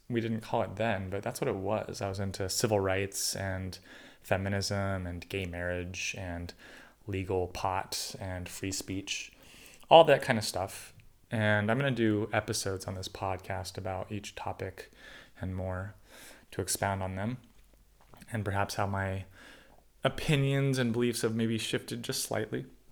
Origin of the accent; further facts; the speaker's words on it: California suburbs, United States; I was born in the California suburbs of Ronald Reagan's eighties America